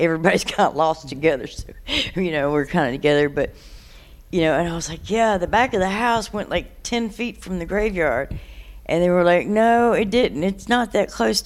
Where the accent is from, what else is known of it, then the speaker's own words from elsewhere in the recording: Durham, North Carolina, United States; I have been born and raised in Durham